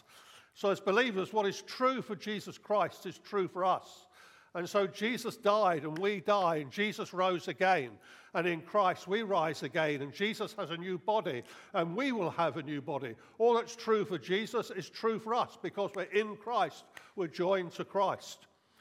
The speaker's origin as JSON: {"language": "English", "country": "United Kingdom", "said": "I'm British. I'm a British citizen."}